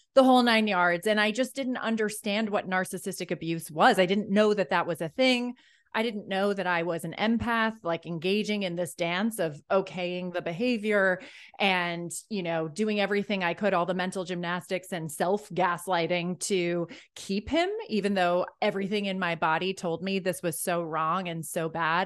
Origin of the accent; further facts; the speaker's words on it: Ireland; I think I'm Irish